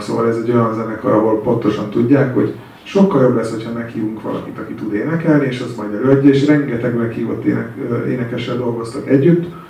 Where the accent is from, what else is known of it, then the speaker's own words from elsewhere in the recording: Hungary; én ott álltam magyarként